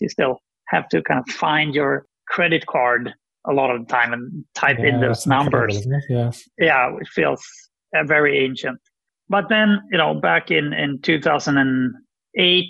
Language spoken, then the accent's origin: English; Sweden; I'm from Sweden